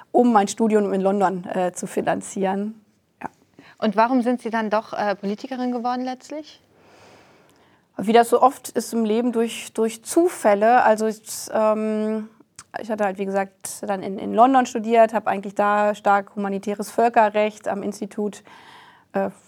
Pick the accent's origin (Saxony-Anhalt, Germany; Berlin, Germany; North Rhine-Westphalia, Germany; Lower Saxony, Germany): Lower Saxony, Germany; ich komme aus der Region Hannover, für einen Lokalteil der Hannoverschen Allgemeinen gearbeitet